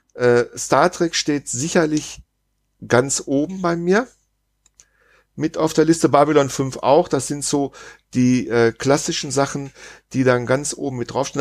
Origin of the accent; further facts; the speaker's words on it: Germany; als, als Deutscher